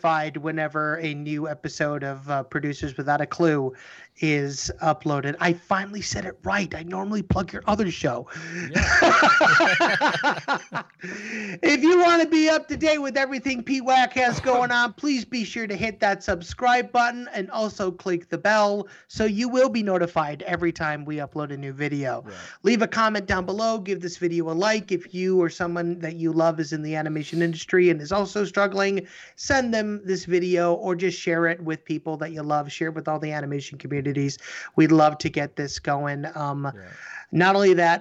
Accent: Oswego, United States; my hometown of Oswego

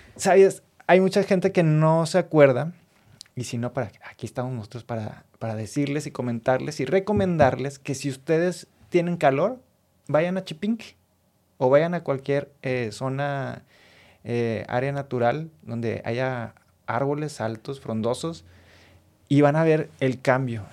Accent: Monterrey, Nuevo León, Mexico; como regio

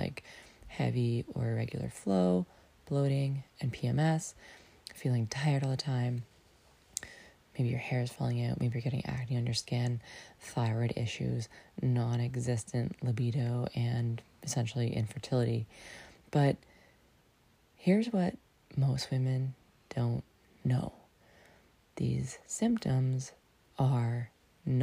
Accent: Lion's Head, Ontario, Canada; moved away; my hometown, Lion's Head

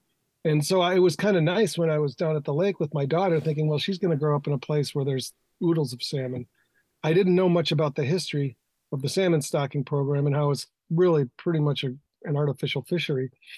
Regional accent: Green Bay, Wisconsin, United States; moved away as an adult; also born or lived in Michigan / Sun Valley, Idaho / Idaho Falls / Salt Lake City; now in Milwaukee, United States; I grew up in Green Bay

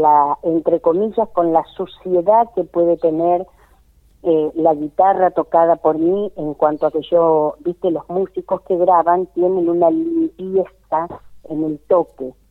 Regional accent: Cañuelas, Buenos Aires Province, Argentina; acá en mi pueblo, en mi ciudad que es Cañuelas

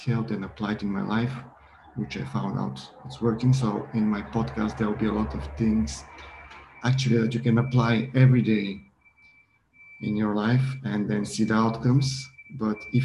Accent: Bulgaria; I'm from Bulgaria, and I've grown up in a different background in Bulgaria

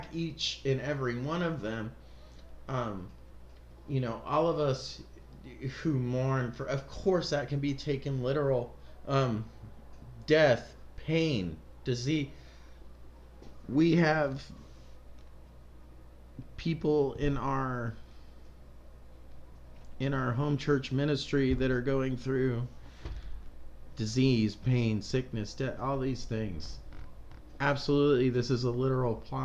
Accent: United States; being American Christians like we are

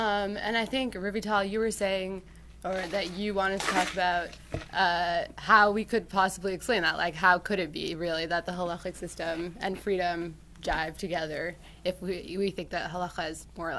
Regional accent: Brookline, Massachusetts, United States; I'm from Brookline.

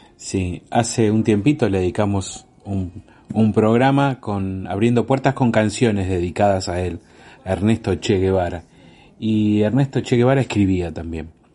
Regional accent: Argentina; como argentinos

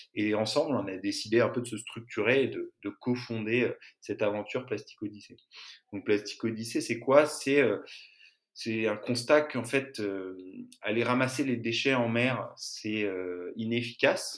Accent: Larmor-Plage, Brittany, France; now in Marseille, France; j'ai grandi en Bretagne, dans le Morbihan, à Larmor-Plage

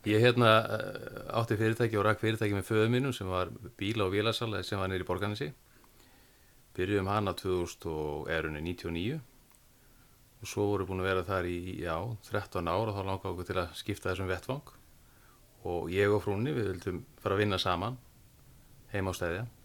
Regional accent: Mýrar, Western Region, Iceland; ég fættur uppalega vestur á Mýrum

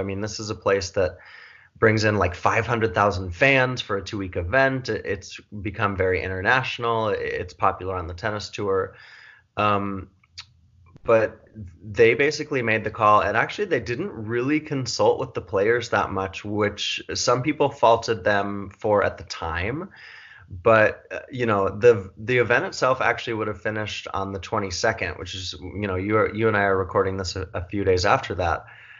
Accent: New York, United States; I'm the outlier by being the New Yorker, but I've come west for the time being.

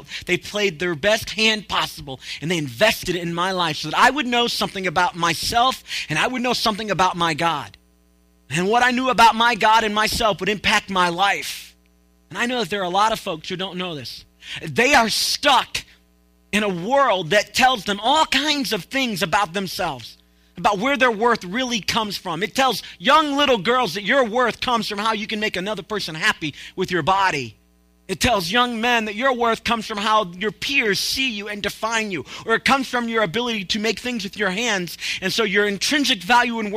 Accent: Tennessee, United States; I'm from Tennessee

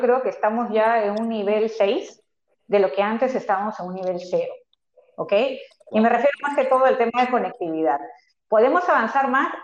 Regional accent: Peru; nosotros como personas, como, como, peruanos

